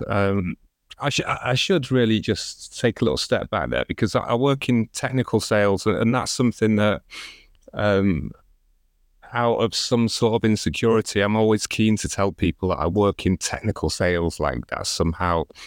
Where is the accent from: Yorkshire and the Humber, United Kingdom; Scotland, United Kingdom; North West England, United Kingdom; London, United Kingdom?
North West England, United Kingdom; Chester; I grew up in Chester